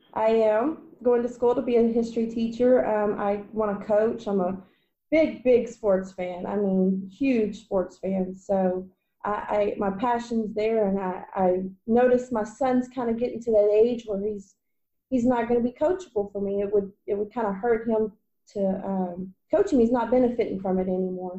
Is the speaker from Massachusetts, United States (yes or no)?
no; Waco, Texas, United States; I grew up in Waco, Texas